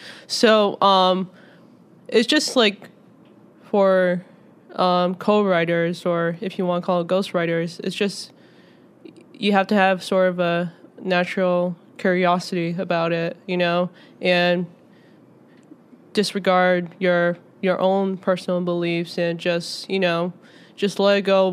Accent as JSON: {"language": "English", "region": "Massachusetts", "country": "United States", "tie": "born or raised there", "said": "I was born in Massachusetts."}